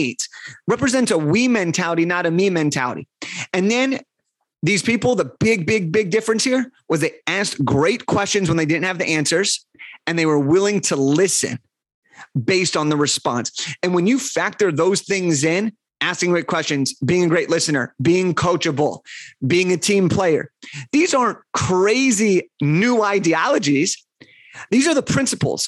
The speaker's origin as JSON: {"language": "English", "town": "Los Angeles", "region": "California", "country": "United States", "said": "I'm from Los Angeles"}